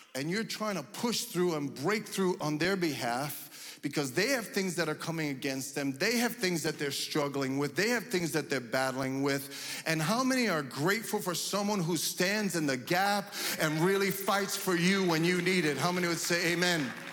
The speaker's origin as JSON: {"language": "English", "country": "United States", "tie": "born or raised there", "said": "my parents came from Cuba, they didn't speak English, but I was born and raised here, so guess what? I speak English"}